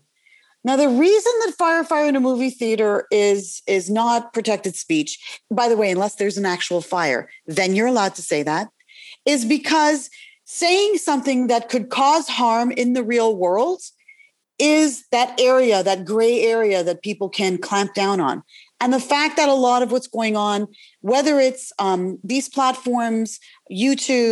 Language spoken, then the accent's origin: English; Canada; now in United States; I'm originally from Canada